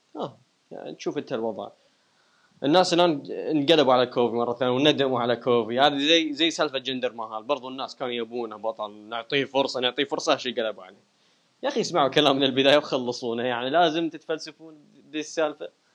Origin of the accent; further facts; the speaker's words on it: Iraq; انا عراقي